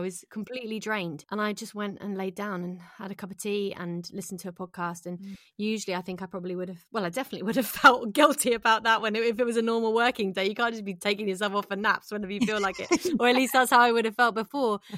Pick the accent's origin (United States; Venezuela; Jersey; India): Jersey; moved away as an adult; also born or lived in London; I'm from Jersey in the Channel Islands